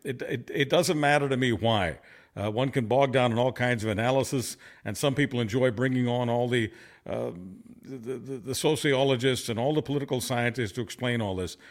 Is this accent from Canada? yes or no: yes; Montreal, Quebec, Canada; also born or lived in Budapest, Hungary; I was a two and a half year old baby when I, uh, was, uh, in Montreal, and that's where I was raised